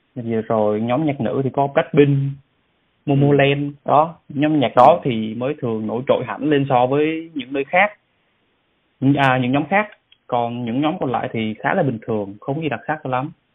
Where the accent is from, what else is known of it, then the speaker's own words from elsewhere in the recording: Vietnam; now in South Korea; mình là người Việt Nam